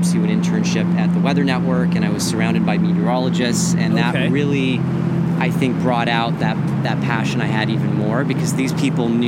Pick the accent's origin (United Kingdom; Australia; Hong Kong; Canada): Canada; Montreal, Quebec; moved away; I grew up in Montreal, so really crazy winters